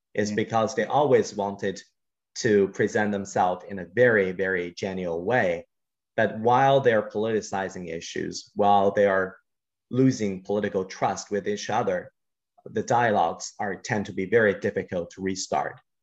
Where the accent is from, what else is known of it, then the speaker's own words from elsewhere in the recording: China; growing up in China